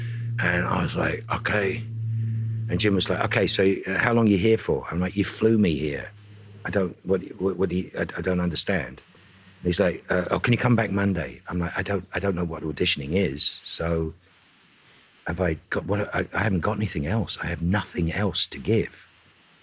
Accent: Dublin, Leinster, Ireland; accent: Dublin; I had a thick Dublin accent at will, but the character I was playing was from Belfast, which is a very different thing.

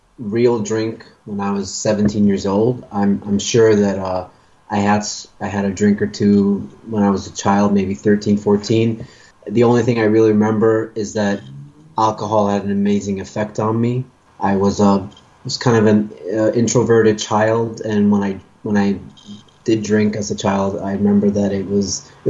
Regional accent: Stockholm, Stockholm County, Sweden; I'm from Stockholm, Sweden.

